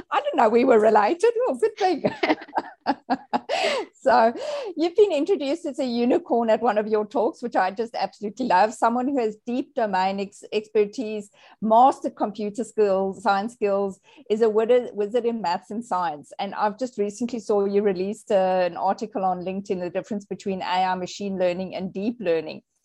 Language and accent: English; South Africa; I was born in South Africa. I think I was popped out of my mother's womb and I was immediately vaccinated. Like that's just how we roll in South Africa